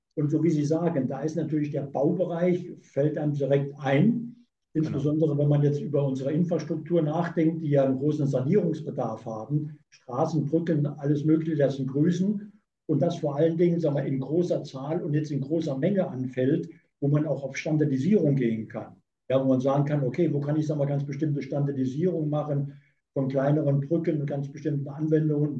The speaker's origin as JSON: {"language": "German", "region": "Saarland", "country": "Germany", "tie": "born or raised there", "moved": "yes", "lives_now": "Hamburg, Germany", "said": "Ich bin geborener Saarländer"}